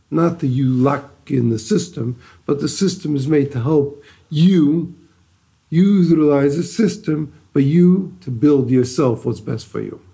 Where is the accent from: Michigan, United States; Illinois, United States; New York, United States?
Michigan, United States; Detroit; moved away as an adult; now in Israel; I'm originally from Detroit. Grew up in the Lubavitch home.